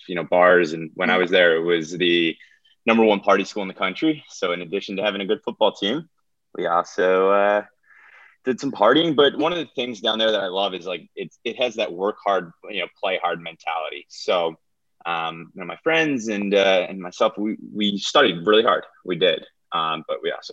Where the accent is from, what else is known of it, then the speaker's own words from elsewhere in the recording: just outside Philadelphia, New Jersey, United States; moved away as an adult; also born or lived in Athens, Georgia; I grew up just outside Philadelphia in South Jersey.